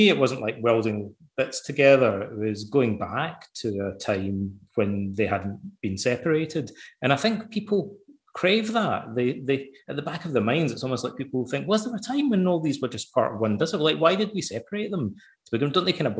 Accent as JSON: {"language": "English", "town": "Ayr", "region": "Scotland", "country": "United Kingdom", "tie": "born or raised there", "said": "as a boy growing up in Ayr, I had to read the poems of Robert Burns"}